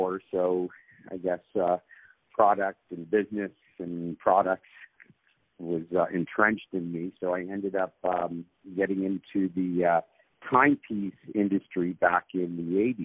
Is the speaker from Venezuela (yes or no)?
no; Toronto, Ontario, Canada; I was born and raised in Toronto.